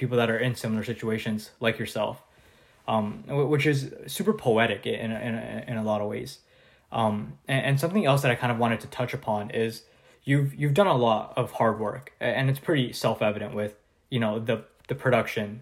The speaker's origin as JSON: {"language": "English", "country": "Canada", "said": "I'm from Canada"}